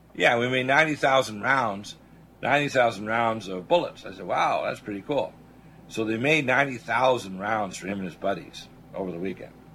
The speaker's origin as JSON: {"language": "English", "country": "Canada", "tie": "born or raised there", "also_born_or_lived": "Detroit, Michigan, United States / Nova Scotia / Alberta / British Columbia", "moved": "as an adult", "lives_now": "Georgia, United States", "said": "I was born in Detroit. My mom is from North Dakota. My dad is Canadian. I was raised the first half of my career into my uh, early 30s in, in, uh, in, Canada"}